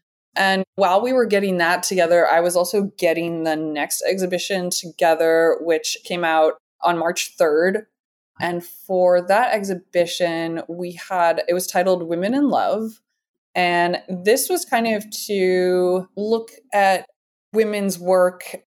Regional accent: Midwest, United States; I know that sounds really mundane, and especially me being from the Midwest.

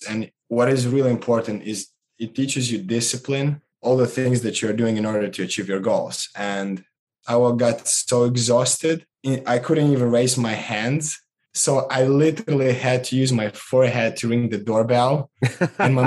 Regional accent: Moldova; born or raised there; moved away

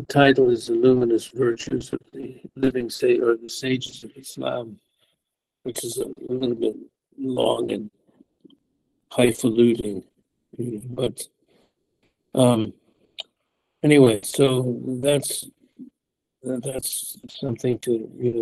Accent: United States; moved away as an adult; also born or lived in Mecca, Saudi Arabia; I'm from the United States. We were not raised with even an understanding of adab

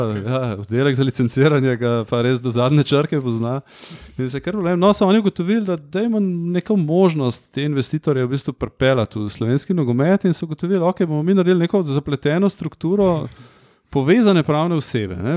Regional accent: Ljubljana, Central Slovenia, Slovenia; Sem Ljubljančan, čeprav so moji starši štajrci, ampak jaz sem Ljubljančan

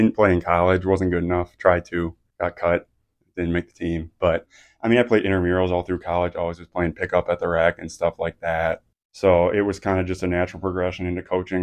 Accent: Midwest, United States; moved away as an adult; also born or lived in Colorado Springs; now in Emory, Virginia, United States; My wife and I grew up in the Midwest. We spent the first 28 years of our lives living in the Midwest

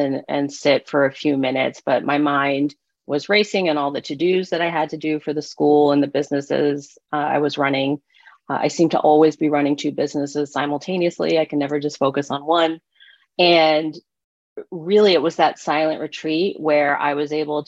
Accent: East Coast, United States; moved away as an adult; I'm from the East Coast

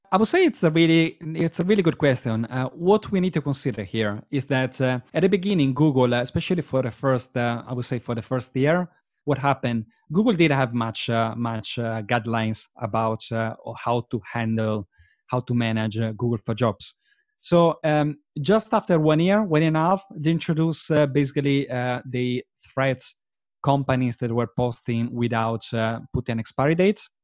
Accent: Verona, Veneto, Italy; English is a second language; moved away as an adult; now in London, United Kingdom; I was born and bred in Verona, which is a, which is a very, very pretty small, uh, town in the, um, in the northeast region of, uh, Italy.

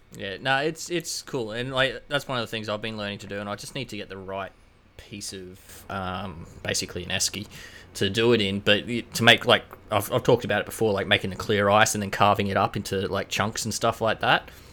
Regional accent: Queensland, Australia; I'm from Queensland

